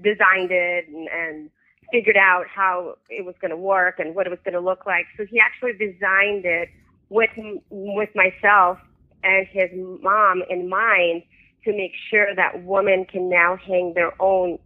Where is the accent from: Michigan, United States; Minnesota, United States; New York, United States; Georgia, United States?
New York, United States; also born or lived in Soviet Union; I was born in the Soviet Union and I grew up in New York